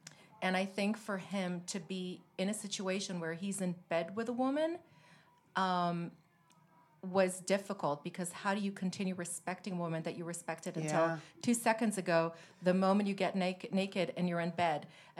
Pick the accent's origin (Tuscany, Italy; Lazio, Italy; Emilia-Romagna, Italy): Lazio, Italy; Rome; also born or lived in Milan / Paris; Yes, I grew up in Rome for many years, my teenage years. Before that, I was in Milan. I lived in Paris.